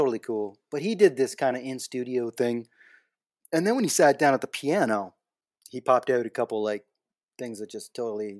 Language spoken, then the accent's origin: English; Ingersoll, Ontario, Canada; born or raised there; moved away as an adult; also born or lived in Austin, Texas